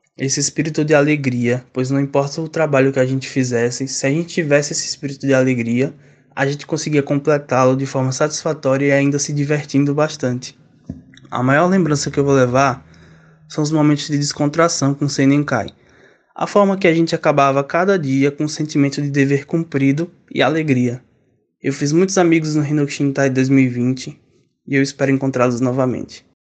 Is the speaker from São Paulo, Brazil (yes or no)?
yes; São Paulo, Brazil; sou da cidade de São Paulo